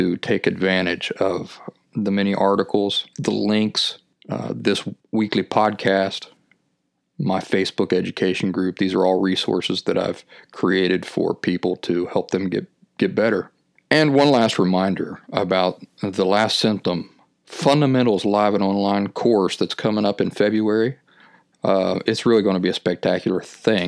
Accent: Appalachian foothills, United States; When I was a kid growing up in the Appalachian foothills

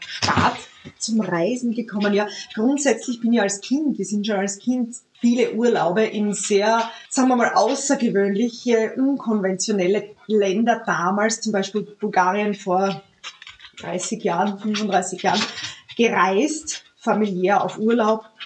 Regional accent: Austria; bei uns in Österreich

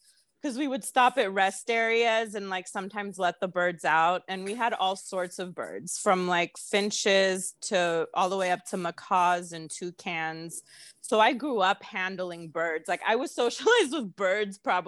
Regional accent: San Jose, California, United States; first language Greek; English is a second language; also born or lived in Greece; I was born in the Bay Area. I was born in San Jose

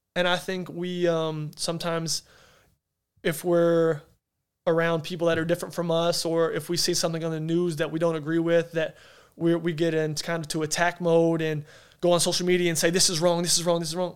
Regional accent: Arkansas, United States; moved away; I'm from Arkansas in a town that there's nothing, not much there. I said, but dang it, that's home.

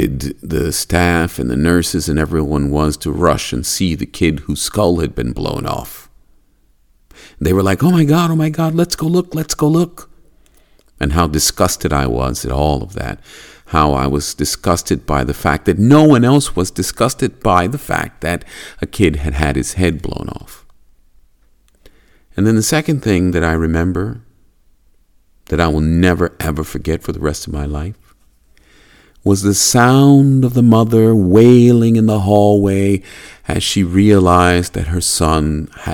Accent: United States; now in Japan; I was born in America, land of the free

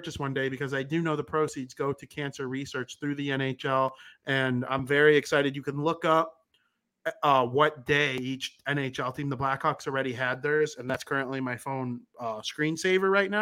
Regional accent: United States; I'm American. I'm proud to be American most of the time.

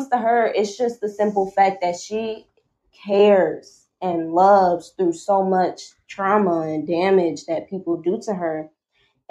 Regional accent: Milwaukee, Wisconsin, United States; moved away; my hometown, which is Milwaukee, Wisconsin

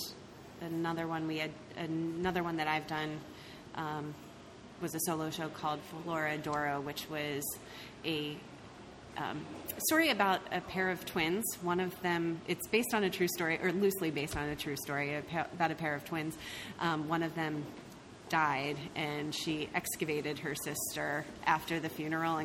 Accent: Maryland, United States; moved away as an adult; also born or lived in Pennsylvania; I grew up in Maryland, but I moved to the D.C. area

